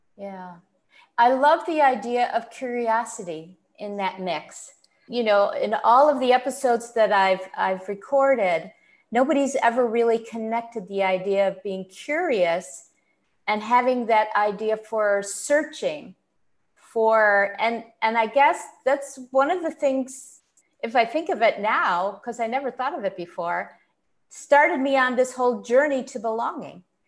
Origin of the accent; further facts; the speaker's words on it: Buffalo, New York, United States; I grew up in Buffalo, New York